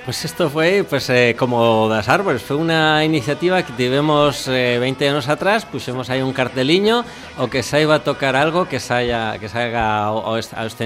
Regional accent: Castile, Spain; Galician is a second language; now in Galicia, Spain; eu que veño de Castela

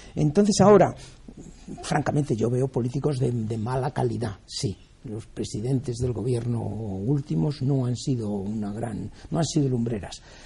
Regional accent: Spain

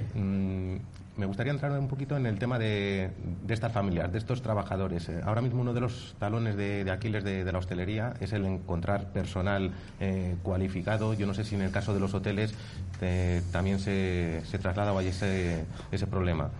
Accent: Valladolid, Castile and León, Spain; somos pucelanos

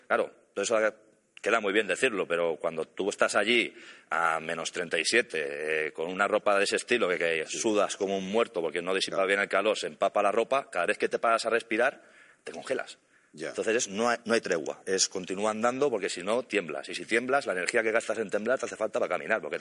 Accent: Catalonia, Spain; Yo soy catalán.

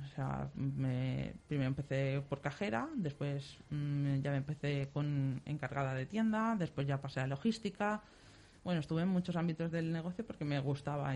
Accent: Silla / Picassent, Valencian Community, Spain; somos de Silla y de picasent

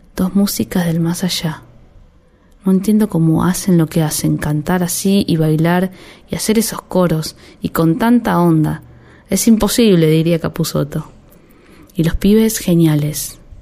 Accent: Haedo, Buenos Aires Province, Argentina; Crecí en Aedo, un barrio medio pelo

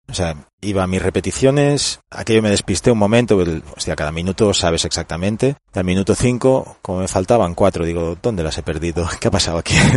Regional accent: Barcelona, Catalonia, Spain; Yo soy de Barcelona, entonces estuve en las categorías inferiores del español hasta los 16

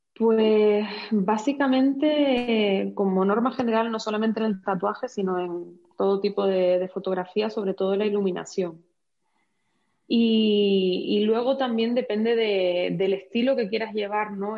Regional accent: Canary Islands, Spain; accent: Canarian; also born or lived in Madrid / Switzerland; now in Cuenca, Spain; como podrás ver por mi acento, pues soy canaria. Nací en Canarias

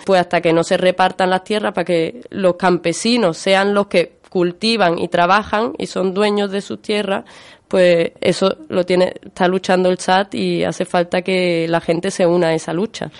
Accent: Málaga, Andalusia, Spain; yo soy de Málaga

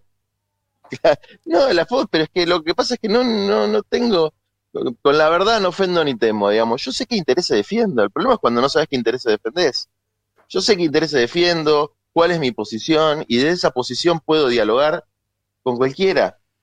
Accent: Buenos Aires, Argentina; yo nací en la ciudad de Buenos Aires, viví casi toda mi vida en la ciudad de Buenos Aires. Como porteño

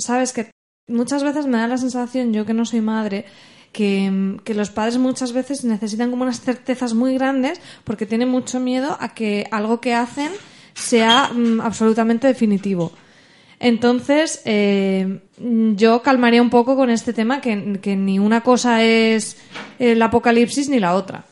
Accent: Alcoy, Valencian Community, Spain; los de Alcoy, que es de donde yo soy

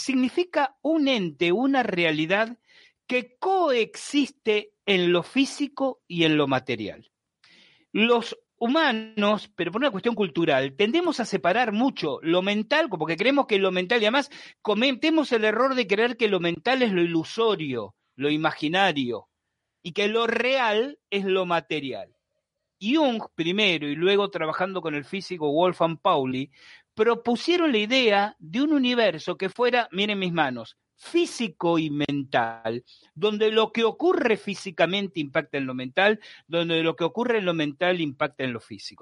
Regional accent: Buenos Aires, Argentina; Yo soy porteño, nací en Buenos Aires, obviamente se esa edad vivía en Buenos Aires

